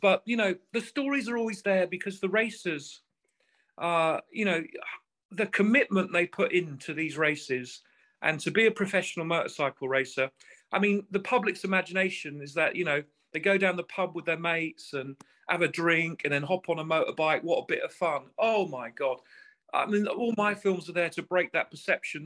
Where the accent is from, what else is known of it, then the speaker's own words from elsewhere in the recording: England, United Kingdom; I'm English